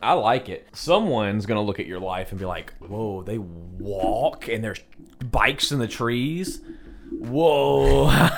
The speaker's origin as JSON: {"language": "English", "country": "United States", "said": "we're, we're American"}